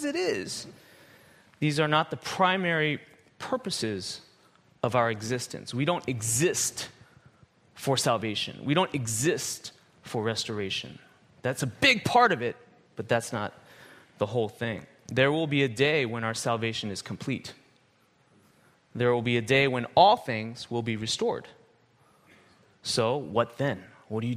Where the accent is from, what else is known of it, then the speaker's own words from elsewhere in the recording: United States; moved away as an adult; I was born in America, raised in America, lived there almost my whole life for 40 years